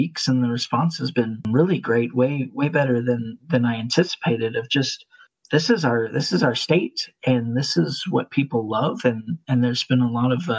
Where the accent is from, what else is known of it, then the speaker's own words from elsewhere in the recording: Lubbock, Texas, United States; also born or lived in Marshall, Texas / Amarillo, Texas / San Antonio, Texas; we moved out to Lubbock, the Lubbock South Plains area. And I've lived the majority of my life there